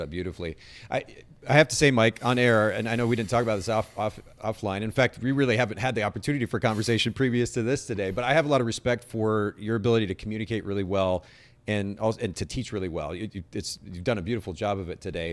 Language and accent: English; Japan; moved away; I grew up in Japan and, and a pretty conservative family